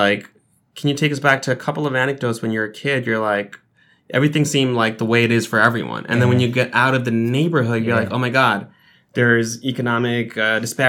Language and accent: English; New York City, New York, United States; I'm from South Ozone Park. I'm a few years older than you